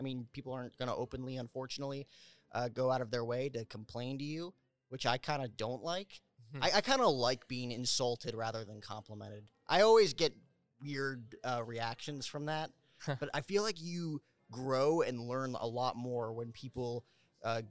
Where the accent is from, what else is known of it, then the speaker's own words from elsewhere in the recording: New Jersey, United States; I grew up with Michael Kay on the YES Network for New York Yankees baseball growing up in New Jersey, right outside Manhattan.